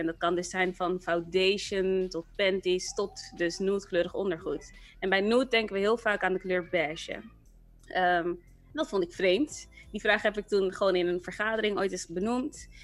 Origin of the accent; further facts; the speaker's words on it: Rotterdam, South Holland, Netherlands; moved away as an adult; also born or lived in Amsterdam; Ik ben zelf opgegroeid in Rotterdam en in Rotterdam ben ik ehm, in Kralingen opgegroeid